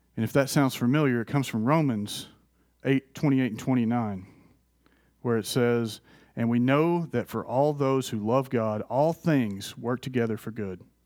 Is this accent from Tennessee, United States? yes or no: yes; Athens, Tennessee, United States; moved away; also born or lived in Florida; I grew up in Athens, Tennessee